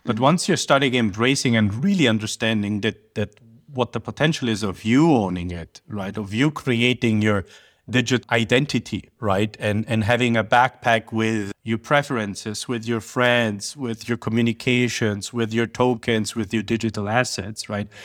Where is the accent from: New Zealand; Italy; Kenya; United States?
Italy; Sicily; moved away; I'm from Sicily